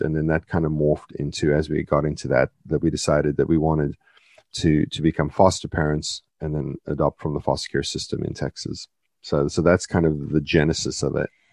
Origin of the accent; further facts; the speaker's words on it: South Africa; moved away; I was born in South Africa, part of the British Commonwealth